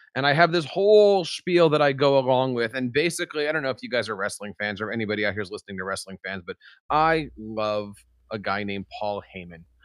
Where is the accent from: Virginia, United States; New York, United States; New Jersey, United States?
New Jersey, United States; I am an educator from New Jersey.